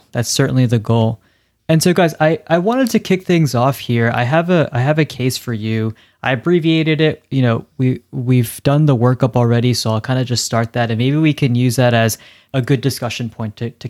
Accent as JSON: {"language": "English", "region": "New Jersey", "country": "United States", "moved": "yes", "said": "I'm from New Jersey. Although I guess we have ticks there. But I also never really ventured outdoors when I lived up there"}